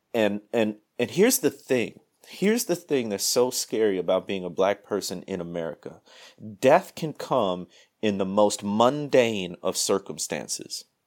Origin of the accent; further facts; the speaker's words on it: Midwest, United States; moved away as an adult; also born or lived in Mississippi Delta; now in Mississippi, United States; I grew up in the Mid-, Midwest, moved down south, man, thirteen years ago now